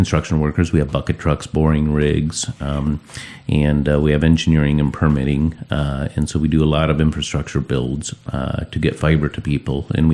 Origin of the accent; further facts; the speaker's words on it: Howell, Michigan, United States; we're rural area from Howell was where we were originally from